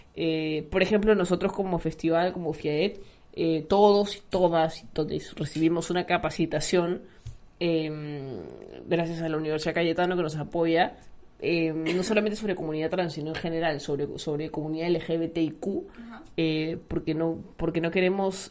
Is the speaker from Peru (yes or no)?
yes; Peru